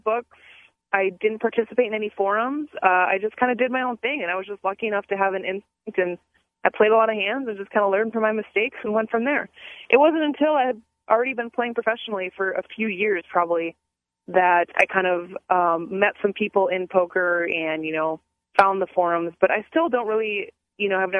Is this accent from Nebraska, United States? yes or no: no; Minnesota, United States